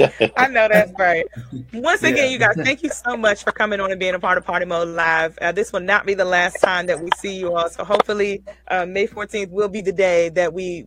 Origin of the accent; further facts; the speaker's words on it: Maryland, United States; I'm from Maryland.